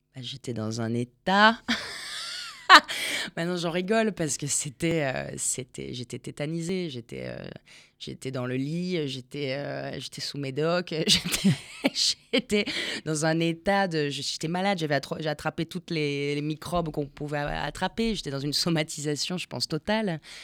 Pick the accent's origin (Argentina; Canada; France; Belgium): Argentina; moved away; je suis née en Argentine